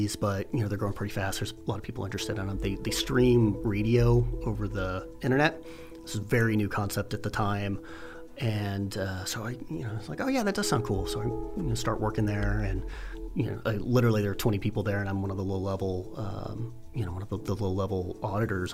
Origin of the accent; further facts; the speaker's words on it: Houston, Texas, United States; moved away as an adult; also born or lived in Austin, Texas / Silicon Valley, California; now in Nebraska, United States; I was born in Houston, Texas, and grew up there, went to high school